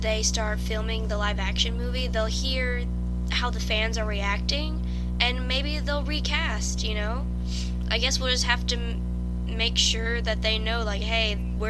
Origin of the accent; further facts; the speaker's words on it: Louisiana, United States; Because we're both from Louisiana.